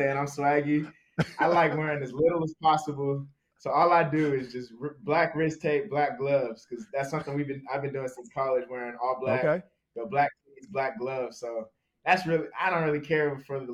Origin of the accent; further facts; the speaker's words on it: Southern California, United States; moved away as an adult; now in Minnesota, United States; I grew up in Southern California